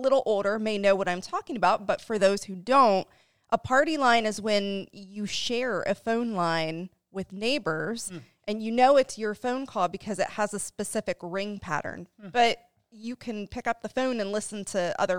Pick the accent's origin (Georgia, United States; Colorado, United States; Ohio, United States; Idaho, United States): Ohio, United States; Arcanum; I was born in Arcanum, Ohio, which is a rural village in Dark County.